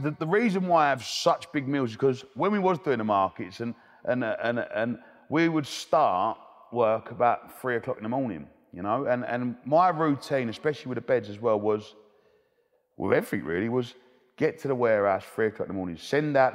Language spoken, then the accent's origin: English; Romford, London, United Kingdom; I love I love growing up in Romford, the best place in the world.